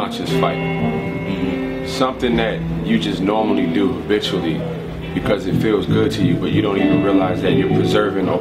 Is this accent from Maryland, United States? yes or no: yes; Prince George's County, Maryland, United States; also born or lived in Washington, D.C.; I'm from Prince George's County, Maryland, which is the wealthiest concentration of the wealthiest African Americans in the United States